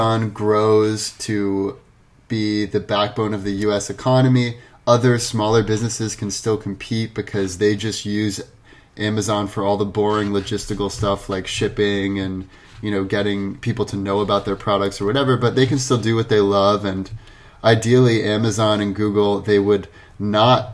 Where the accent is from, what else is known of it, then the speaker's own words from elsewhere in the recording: United States; as an American